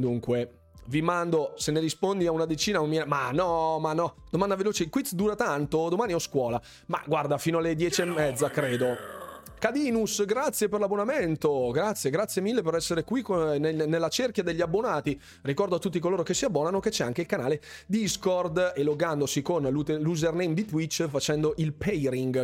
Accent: Bergamo, Lombardy, Italy; Sono di Bergamo

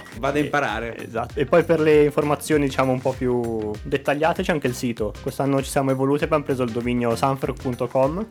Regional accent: Albese con Cassago, Lombardy, Italy; Io stesso sono di Albese

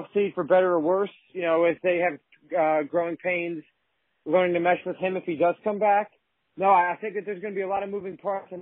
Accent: New Jersey, United States; also born or lived in Kansas City; I'm from the New Jersey area. I grew up here. My family's from Brooklyn

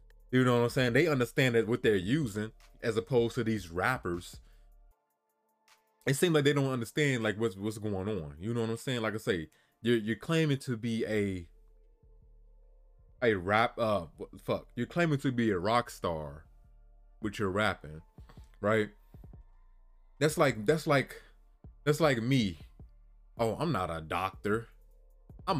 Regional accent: Chicago, Illinois, United States; I'm from Chicago

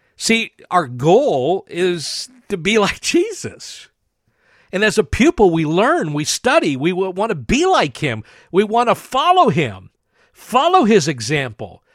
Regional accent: New Castle, Pennsylvania, United States; where I grew up in Newcastle, Pennsylvania.

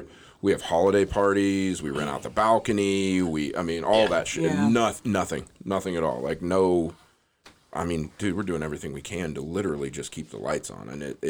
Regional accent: Midwest, United States; Thank God I'm from the Midwest. I'm like super Midwest.

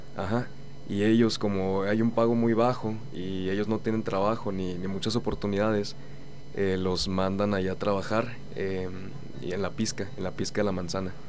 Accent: Cuauhtémoc, Chihuahua, Mexico; Yo vengo de una ciudad que se llama Coctemoc. Este, está a una hora de Chihuahua

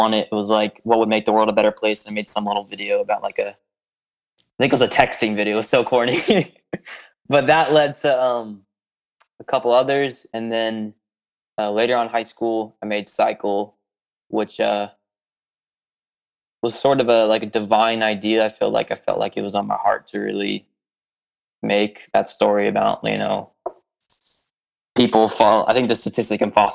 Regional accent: Tampa, Florida, United States; I'm from Tampa

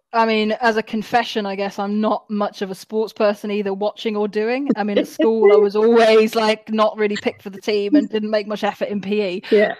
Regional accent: Wales, United Kingdom; born there; even though I don't sound like it, I was born in Wales, so I still support Wales.

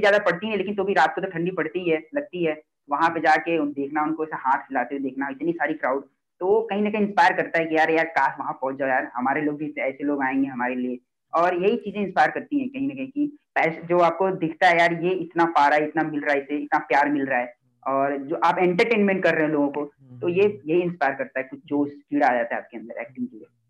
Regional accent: Mumbai, Maharashtra, India; मैं मुंबई से हूँ

